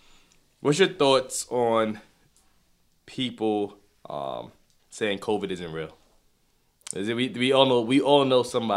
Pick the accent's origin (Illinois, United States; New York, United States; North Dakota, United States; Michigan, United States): New York, United States; I'm from New York, so you know you should never ask a New Yorker anything.